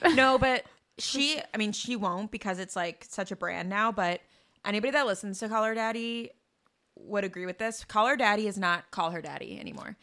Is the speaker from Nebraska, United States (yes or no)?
no; Chicago, Illinois, United States; growing up in Chicago